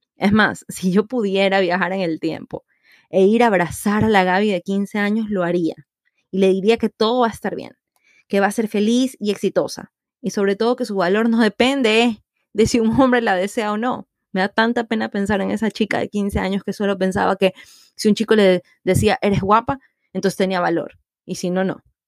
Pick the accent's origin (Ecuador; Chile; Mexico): Ecuador